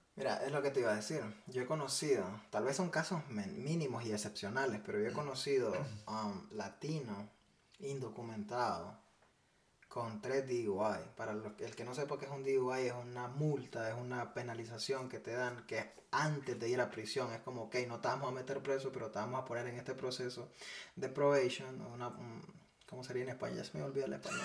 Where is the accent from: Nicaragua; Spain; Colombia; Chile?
Nicaragua; now in United States; yo soy nicaragüense y estamos en Estados Unidos